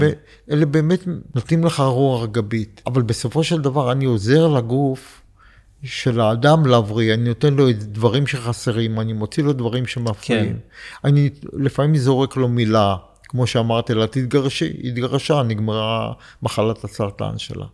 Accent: Beersheba, Southern District, Israel; moved away as an adult; also born or lived in Poland / Jerusalem / Rehovot / Katzir; now in Pardes Hanna, Israel; ואני גרתי בבאר שבע, כשבאתי מפולין, ישר עברתי לבאר שבע

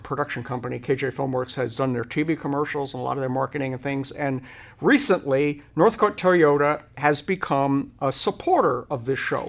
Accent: Rhode Island, United States; now in Hennessey, United States; I grew up in Rhode Island

